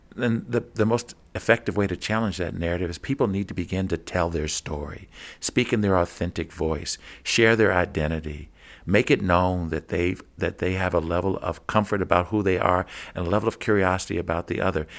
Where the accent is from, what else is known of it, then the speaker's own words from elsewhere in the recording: Kentucky, United States; growing up in Kentucky, I would travel to southern Indiana, just across the Ohio River